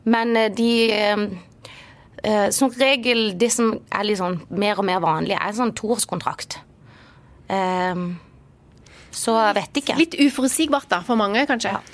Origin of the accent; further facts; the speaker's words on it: Agder, Norway; accent: Marnardal dialect; jo på en måte den avsløpende marnardalsdialekten. Og tidligere så har det liksom vært at folk tror jeg er fra Vennesla.